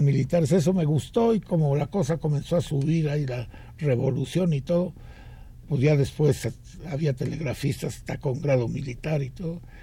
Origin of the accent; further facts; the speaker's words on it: Mexico City, Mexico; also born or lived in Villa de Guadalupe, Mexico City; nací aquí en, lo que entonces era un pueblito muy bonito que se llamaba Tlalpan